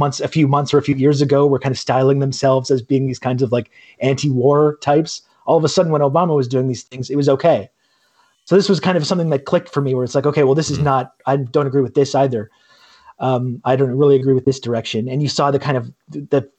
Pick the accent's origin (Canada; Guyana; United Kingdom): Canada; Brockville, Ontario; I grew up in Canada. I grew up in this kind of a small town called Brockville, Ontario